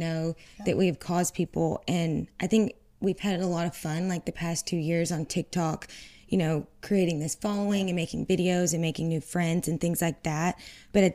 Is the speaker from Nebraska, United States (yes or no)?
no; Georgia, United States; I grew up here in Georgia.